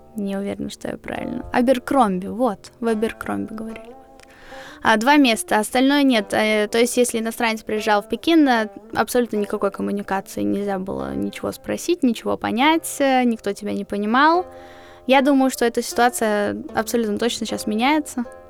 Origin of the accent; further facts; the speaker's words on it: Riga, Latvia; В 40 школе я училась в Риге, я из Риги